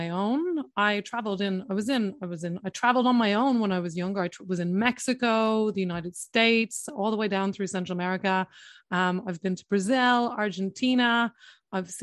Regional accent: Ireland; first language English; moved away as an adult; also born or lived in London; I'm in Ireland, and which is where I'm from.

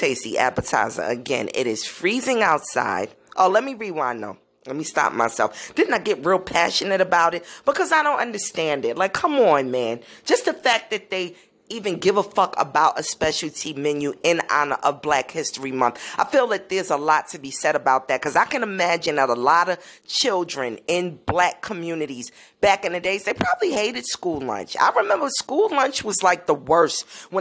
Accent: New York City, New York, United States; I grew up in Brooklyn, New York, around the Caribbean community, and I've been living here all my life

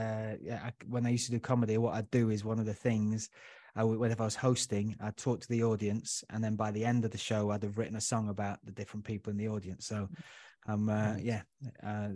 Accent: Huddersfield, Yorkshire and the Humber, United Kingdom; now in London, United Kingdom; I grew up in Huddersfield, so it's nice and calm

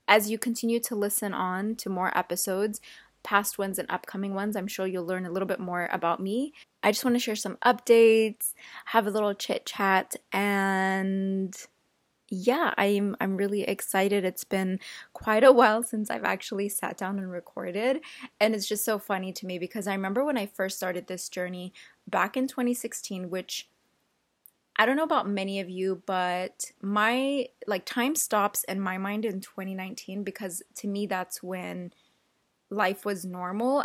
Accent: Central Valley, California, United States; also born or lived in Yemen; I've lived in the Central Valley my entire life

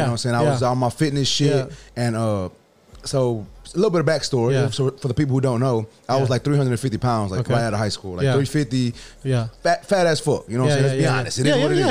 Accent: Houston, Texas, United States; I'm not from the hood in the east side. I'm from Wood Forest.

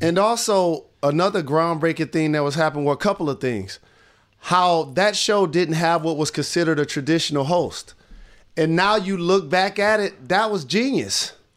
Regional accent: Detroit, Michigan, United States; my hometown

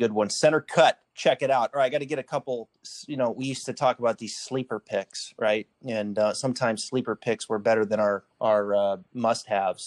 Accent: the Northwest, Pacific Northwest, United States; I grew up in the Northwest

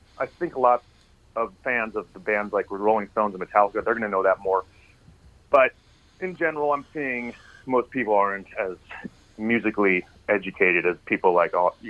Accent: Tucson, Arizona, United States; I'm from Tucson, Arizona.

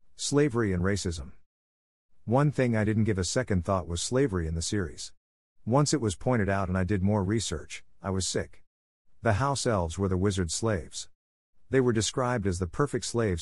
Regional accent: Long Island, New York, United States; I was a teenager from Long Island taking the Long Island Railroad into Manhattan

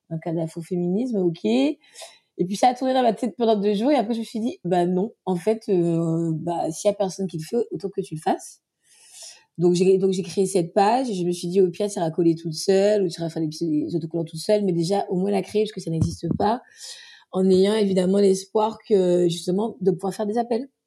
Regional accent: French Antilles, France; moved away; je suis afro-antillaise, donc ça veut dire que je suis née aux Antilles, j'ai grandi aux Antilles et je suis partie il y a 12 ans.

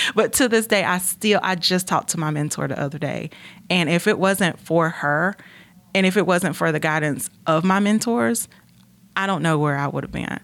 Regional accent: Gastonia, North Carolina, United States; I grew up in Gastonia, North Carolina.

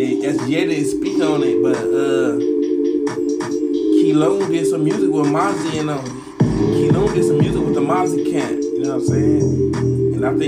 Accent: Sacramento, California, United States; Back to my hometown, Sacramento, California

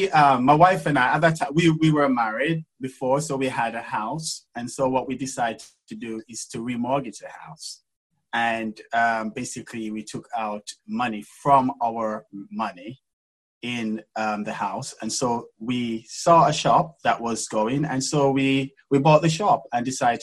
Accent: England, United Kingdom; Because obviously you can imagine I come from England, I'm a black man, and you know, into this industry, which is very rare and very weird for a black man to be in.

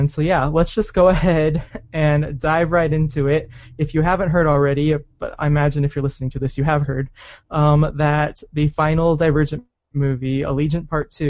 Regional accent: Arizona, United States; now in Utah, United States; I grew up in Arizona, and I was back home just like a month or so ago

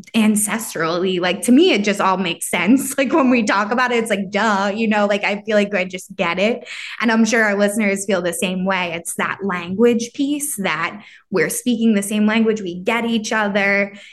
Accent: New York area, Northeast, United States; growing up in this area

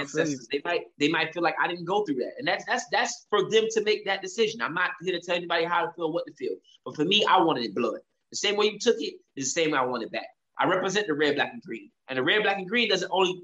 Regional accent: United States; who was born and raised in America

